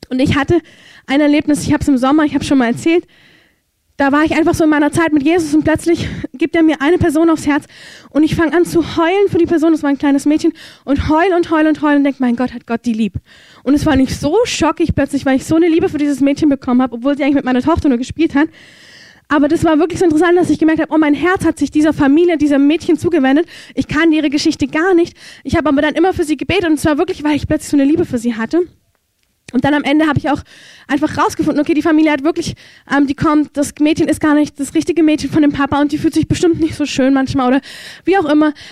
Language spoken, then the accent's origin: German; Germany; ich verurteile es nicht, ich bin ja selber eine Deutsche